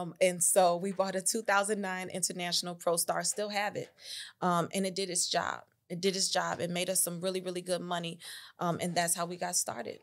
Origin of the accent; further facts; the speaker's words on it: Chicago, Illinois, United States; moved away as an adult; also born or lived in Tuscaloosa, Alabama; originally I was born on the north side of Chicago, raised on the north side of Chicago, um, Lakeview, Uptown area.